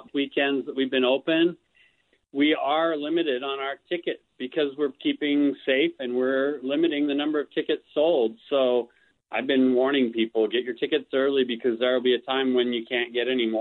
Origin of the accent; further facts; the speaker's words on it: Salt Lake City, Utah, United States; I grew up in Salt Lake City, and I've lived here most of my life